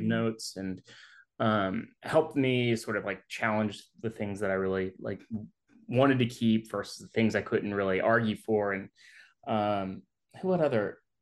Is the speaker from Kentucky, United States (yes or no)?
no; Jackson, Mississippi, United States; I'm from Jackson, Mississippi